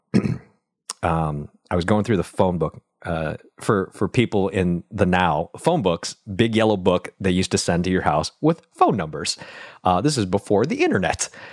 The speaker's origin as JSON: {"language": "English", "town": "Buffalo", "region": "New York", "country": "United States", "tie": "born or raised there", "also_born_or_lived": "Vietnam", "moved": "yes", "said": "I grew up in Buffalo, New York, watching my dad work his butt off"}